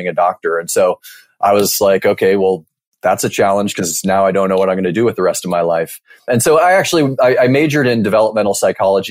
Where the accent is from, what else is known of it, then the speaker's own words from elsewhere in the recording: Mercer Island, Washington, United States; moved away as an adult; now in Bay Area, United States; I grew up in a small town called Mercer Island, Washington, which is just outside of Seattle.